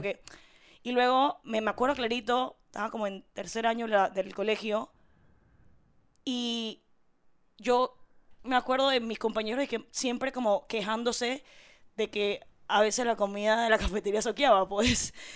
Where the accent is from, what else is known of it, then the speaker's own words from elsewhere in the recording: Panama City, Panama; en mi certificado de nacimiento, yo soy de Curundú